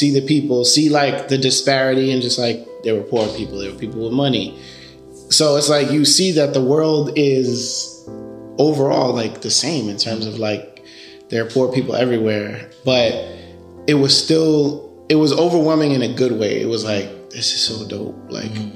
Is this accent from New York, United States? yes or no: yes; New York, United States; first language Spanish; English is a second language; also born or lived in Dominican Republic / Philadelphia / Delaware; I grew up in New York, in the Bronx, to be specific